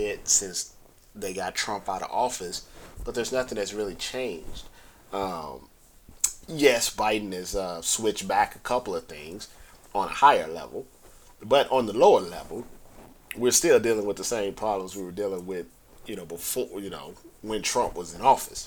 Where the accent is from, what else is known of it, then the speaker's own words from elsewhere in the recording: St. Louis, Missouri, United States; moved away; I'm originally from St. Louis